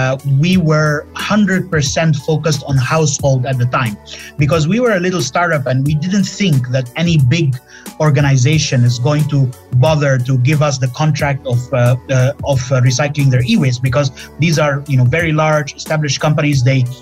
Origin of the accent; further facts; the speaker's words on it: Finland; also born or lived in Egypt; I'm originally from Egypt, but I lived in Finland all of my life. So how did a Finnish Egyptian and an Egyptian end up meeting to do a startup in Malaysia?